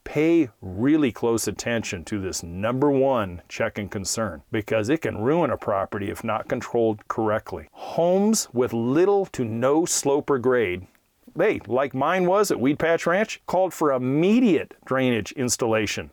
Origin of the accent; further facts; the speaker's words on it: Hayward, California, United States; about five miles from where I grew up in Hayward, California